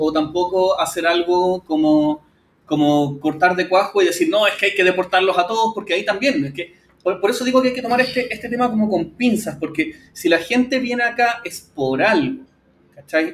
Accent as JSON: {"language": "Spanish", "country": "Chile", "said": "nosotros como chilenos"}